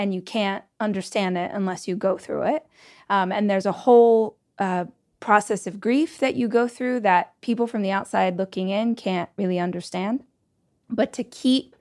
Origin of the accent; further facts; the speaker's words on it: Southern California, United States; now in Austin, United States; I'm actually from Southern California, but I live in Austin